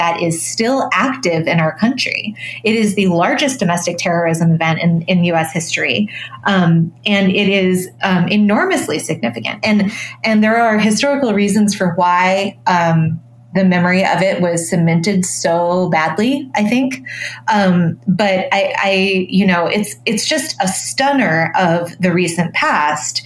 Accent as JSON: {"language": "English", "region": "Colorado", "country": "United States", "tie": "born or raised there", "said": "I grew up in Colorado"}